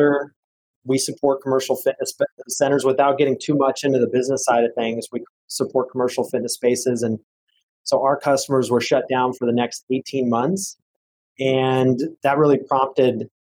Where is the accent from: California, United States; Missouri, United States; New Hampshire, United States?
California, United States; moved away as an adult; now in Dallas, United States; growing up in California